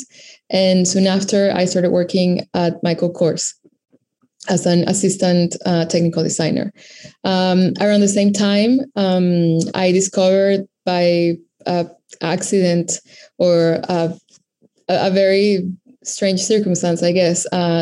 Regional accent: Venezuela; moved away as an adult; also born or lived in Caracas, Venezuela; now in New York City, United States; I am based in New York City, but I was born and raised in Venezuela.

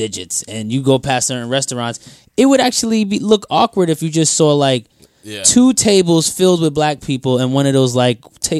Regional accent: New York City, New York, United States; also born or lived in Westchester County, New York; Because I grew up in the Bronx too, and then I moved to Westchester, so I lived on both sides of the plane.

